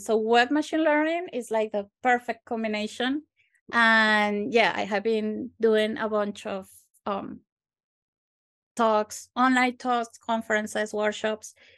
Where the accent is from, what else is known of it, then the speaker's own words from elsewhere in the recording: Venezuela; moved away as an adult; now in Glasgow, United Kingdom; I am actually from Venezuela, from South America